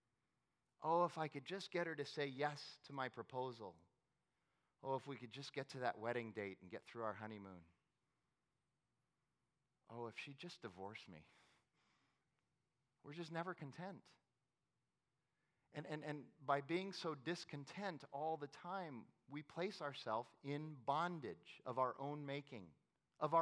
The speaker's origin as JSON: {"language": "English", "town": "Phoenix", "region": "Arizona", "country": "United States", "said": "I was from Phoenix"}